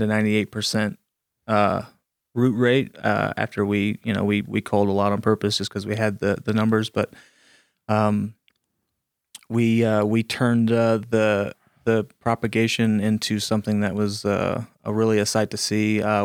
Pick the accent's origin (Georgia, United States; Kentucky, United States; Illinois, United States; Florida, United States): Florida, United States; Ponce de Leon; now in Colorado, United States; I'm from Florida.